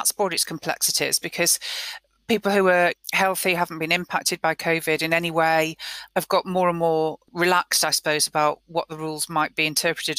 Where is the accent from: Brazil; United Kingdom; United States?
United Kingdom; We're British.